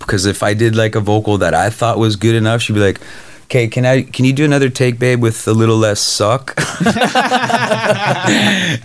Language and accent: English; Canada; now in Los Angeles, United States; I'm Canadian.